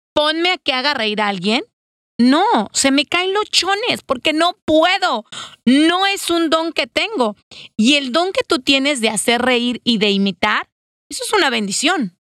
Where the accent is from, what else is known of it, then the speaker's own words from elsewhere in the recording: Mexico; como mexicanos